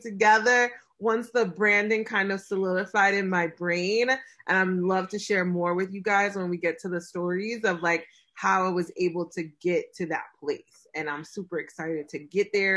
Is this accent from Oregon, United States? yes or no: no; New York City, New York, United States; I'm from Brooklyn